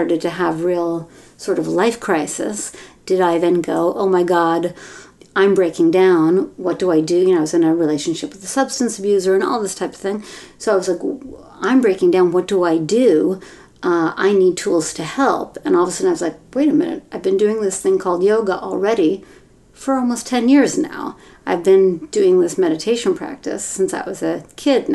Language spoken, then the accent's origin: English; Mill Valley, California, United States; I grew up in a progressive community in Northern California. I grew up in Mill Valley